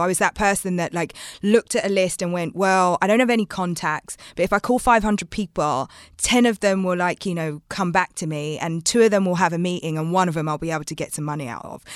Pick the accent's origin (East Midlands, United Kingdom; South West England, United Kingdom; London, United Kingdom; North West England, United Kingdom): London, United Kingdom; growing up in London